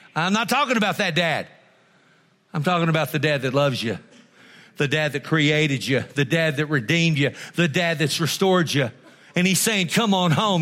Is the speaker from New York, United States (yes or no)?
no; Texas, United States; I'm almost as glad enough to be an American as I am a Texan